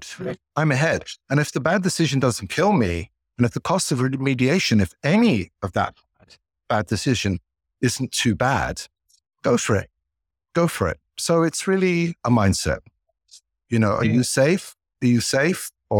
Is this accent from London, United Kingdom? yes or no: yes; London, United Kingdom; You can tell I grew up in England, in London.